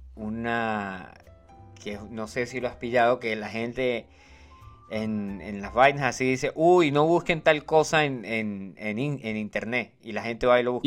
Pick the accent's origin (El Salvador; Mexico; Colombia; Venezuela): Colombia; yo soy colombiano